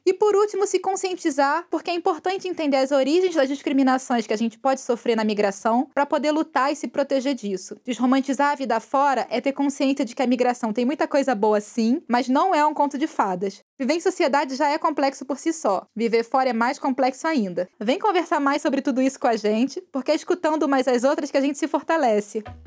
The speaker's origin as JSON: {"language": "Portuguese", "country": "Brazil", "moved": "yes", "said": "nossa bagagem cultural como brasileiras"}